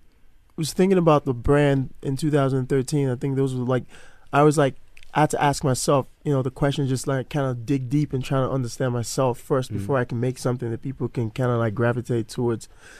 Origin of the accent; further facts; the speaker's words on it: Nigeria; I'm originally from Nigeria.